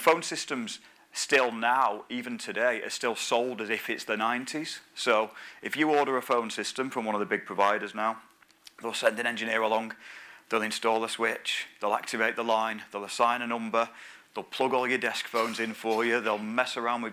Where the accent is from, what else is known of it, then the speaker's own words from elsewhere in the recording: the north of England, United Kingdom; I'm a northerner, as you can probably tell